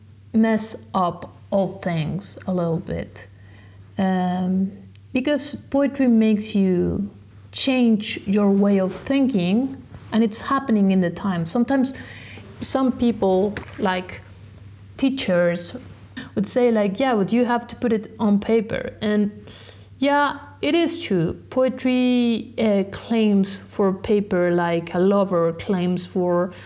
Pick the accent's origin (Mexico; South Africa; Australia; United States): Mexico; English is a second language; moved away as an adult; also born or lived in France; I was born in Mexico